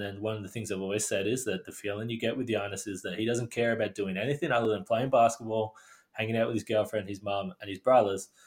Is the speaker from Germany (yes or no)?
no; Australia; being Australian